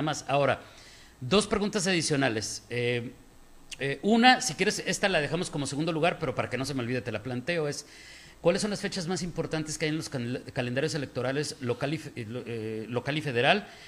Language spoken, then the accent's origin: Spanish; Mexico; como mexicanos